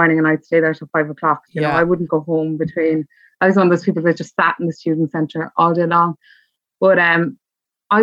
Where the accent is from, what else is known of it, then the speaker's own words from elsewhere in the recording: Cork, Munster, Ireland; moved away as an adult; now in Dublin, Ireland; I'm from Cork as well